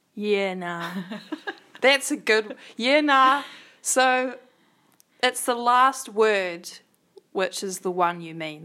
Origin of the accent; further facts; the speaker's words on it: New Zealand; accent: New Zealand English; first language English; And we were both born and raised in New Zealand.